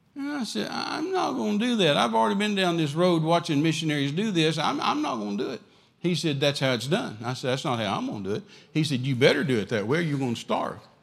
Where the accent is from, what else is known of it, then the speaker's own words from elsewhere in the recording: West Texas, United States; I'm from West Texas.